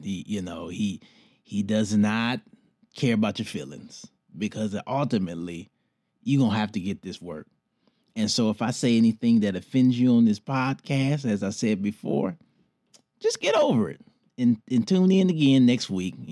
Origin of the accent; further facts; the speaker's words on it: Detroit, Michigan, United States; moved away; my hometown, Detroit